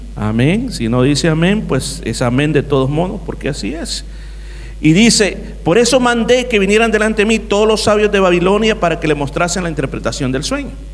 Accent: El Salvador; mi país, El Salvador

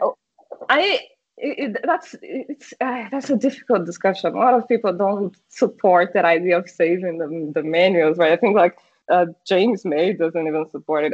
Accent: Brazil; first language Portuguese; English is a second language; also born or lived in Ipatinga, Minas Gerais, Brazil / St. Louis, Missouri, United States; I am from Brazil

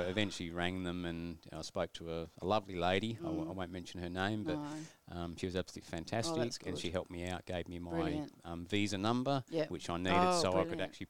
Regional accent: Chatteris, East of England, United Kingdom; born or raised there; now in Australia

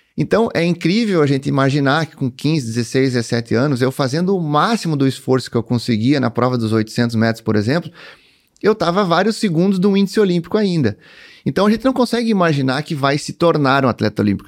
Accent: Cruz Alta, Rio Grande do Sul, Brazil; nasci em Cruz Alta, né, em 1982

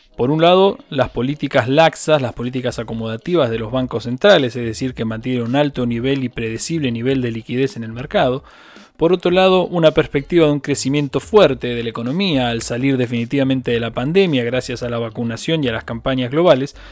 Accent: Argentina; como los argentinos lo sabemos

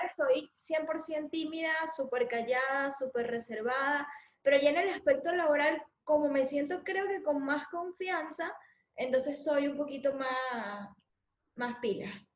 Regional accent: Valencia, Carabobo, Venezuela; accent: Venezuelan; moved away as an adult; also born or lived in San Felipe, Yaracuy, Venezuela; now in Spain; yo nací en Valencia y ahí estuve hasta los 9, 10 años

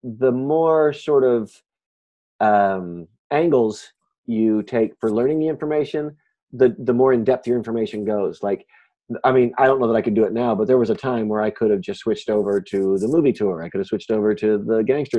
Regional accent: Kansas City, Kansas, United States; accent: southern Midwest; now in Chicago, United States; I was raised in Kansas City, Kansas, in Wyandotte County

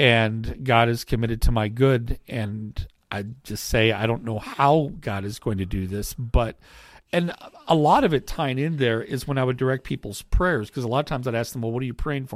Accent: United States; as American Christians

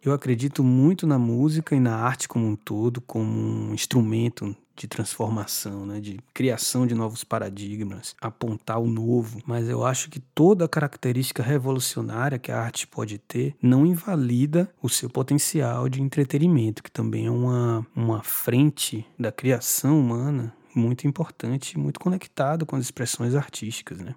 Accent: Salvador, Bahia, Brazil; now in São Paulo, Brazil; Eu nasci em Salvador e estou vivendo em São Paulo

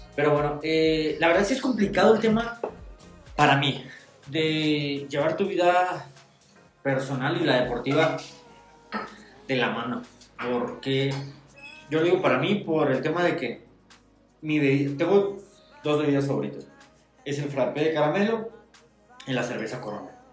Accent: Tijuana, Baja California, Mexico; moved away; also born or lived in Toluca; nacimos en el barrio de la zona norte, somos rey de Tijuana

